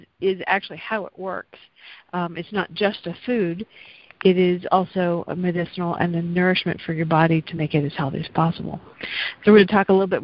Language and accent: English; the South, United States; accent: slight southern; my slight southern accent